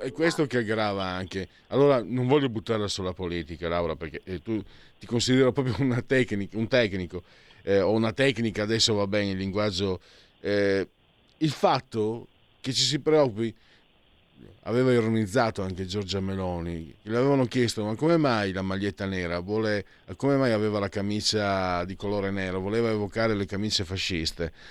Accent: Italy; also born or lived in Lombardy; io vengo sai dal Friuli Veneto, le esportazioni, eh, ma comunque anche dalla Lombardia

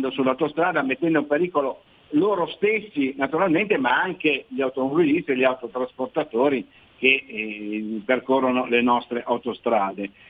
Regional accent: Liguria, Italy; io pensavo che fosse un po' un problema eh, da Ligure che interessasse più che altro il ponente della nostra regione, e chiaramente l'imperiese, della zona di Ventimiglia

